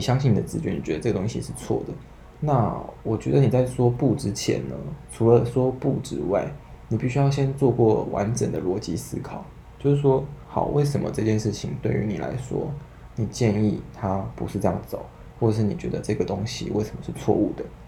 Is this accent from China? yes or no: no; Taiwan; 以台湾来说是第三母语啦，就你爱的可能有会客家、好好台语，然后中文，那所以就会再多会英文